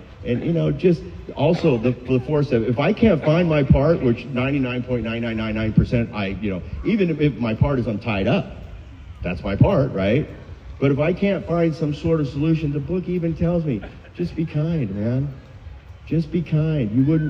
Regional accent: Huntington, United States; Because I'm from Huntington.

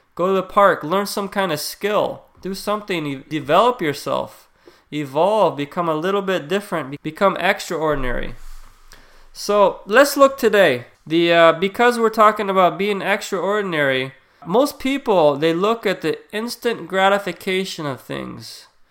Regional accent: United States; we're the most obese country in the world.

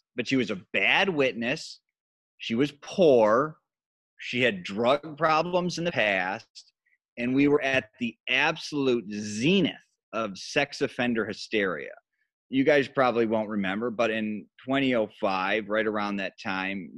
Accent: Grand Rapids, Michigan, United States; moved away as an adult; now in Chicago, United States; I was at the powerhouse station in my hometown, which was Wood TV, it's Wood. Grand Rapids was known as Furniture City

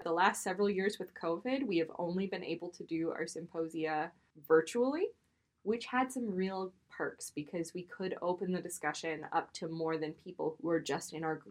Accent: Maine, United States; now in New York City, United States; I am from Maine and more recently from New York City. And I take the Red Line every day.

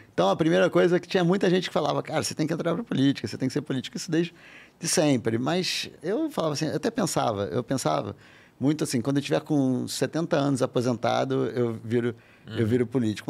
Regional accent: Rio de Janeiro, Brazil; moved away as an adult; also born or lived in France; eu sou carioca, morei quase que a vida toda no Rio.

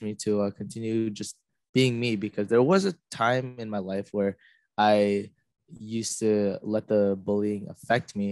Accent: Canada; now in Los Angeles, United States; I'm a Korean American, not really American because I was born in Canada, but I live here in LA.

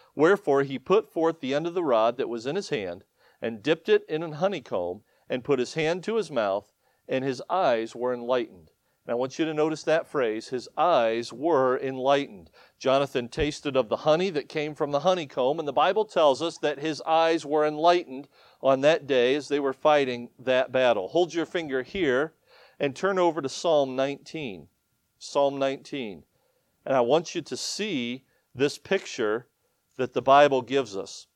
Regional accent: Ohio, United States; moved away as an adult; also born or lived in Michigan / upstate New York; now in New York, United States; born and raised in Ohio

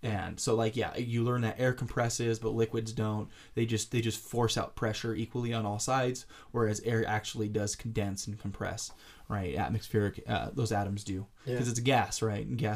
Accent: Roseville, California, United States; I was born in Roseville, which is pretty damn close to Sacramento, but not Sacramento

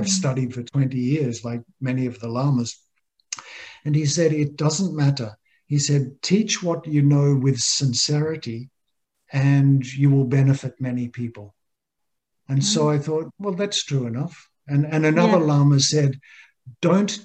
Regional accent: Australia; moved away as an adult; I grew up in Australia, just a normal middle-class Australian boy

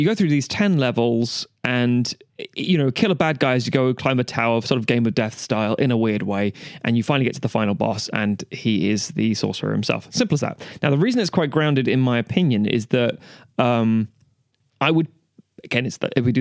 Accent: Ireland; as an Irishman

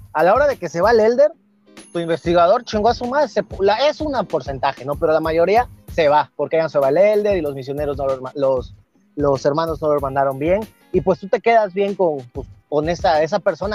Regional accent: Veracruz, Mexico; moved away as an adult; also born or lived in northern Mexico; Soy de Veracruz, un gustazo, pero ahorita me encuentro aquí por el norte

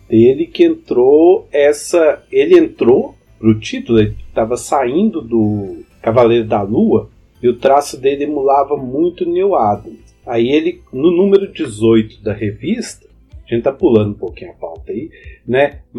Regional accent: Belo Horizonte, Minas Gerais, Brazil; eu sou de Belzonte, não saio daqui não

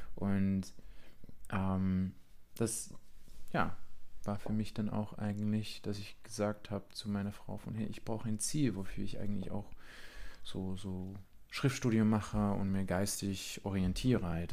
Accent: Vianen, Utrecht, Netherlands; German is a second language; moved away as an adult; now in Friedrichsdorf, Germany; ich bin eigentlich Holländer, mhm. ein richtiger Holländer aus Südholland. Ähm, Damals gehörte Vianen zu Südholland, aber gut, das Utrecht-Bereich

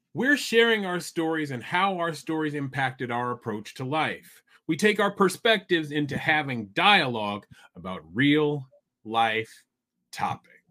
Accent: Iowa City, Iowa, United States; I grew up in Iowa City, which is almost four hours due north of St. Louis

